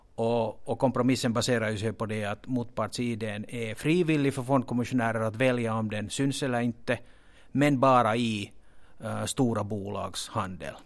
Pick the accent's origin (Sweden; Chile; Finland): Finland; accent: Finland Swedish; jag hoppas att den här finlandssvenskan inte stör åhörarna så mycket